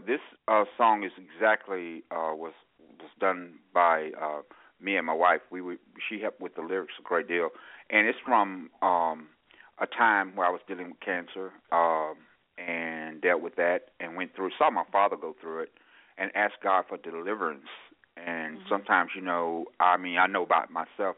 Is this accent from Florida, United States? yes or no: no; Nashville, Tennessee, United States; also born or lived in Grenada, Mississippi; he moved us to Nashville when I was very, very small, about maybe five, six years old. So actually, you know, I grew up in Nashville.